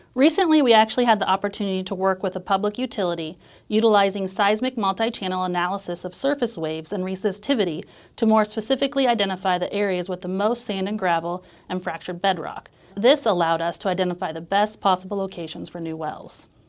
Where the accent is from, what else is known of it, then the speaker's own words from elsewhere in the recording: near Turkey Run State Park, Indiana, United States; I grew up near Turkey Run State Park